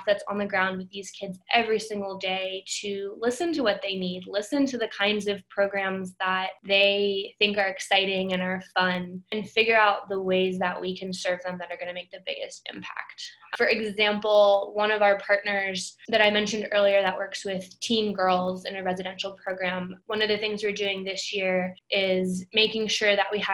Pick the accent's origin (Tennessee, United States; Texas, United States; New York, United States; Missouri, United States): Tennessee, United States; Memphis; also born or lived in Boston; I grew up in Memphis